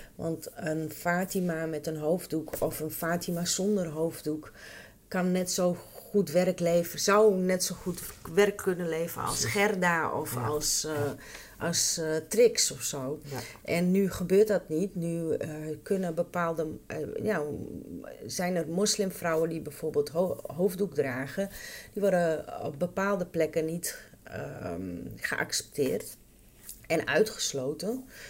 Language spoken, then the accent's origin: Dutch; Friesland, Netherlands; moved away; also born or lived in Randstad; ik ben opgegroeid in Friesland